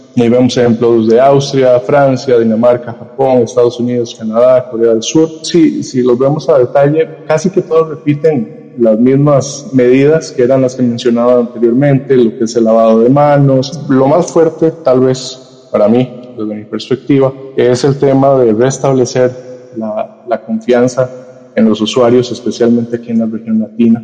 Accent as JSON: {"language": "Spanish", "country": "Costa Rica", "said": "aquí en mi país, Costa Rica"}